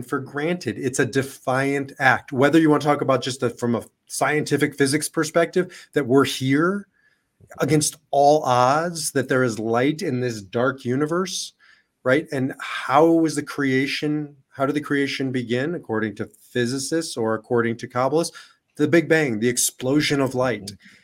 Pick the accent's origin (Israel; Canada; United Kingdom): Israel; now in United States; I'm Israeli and I'm an American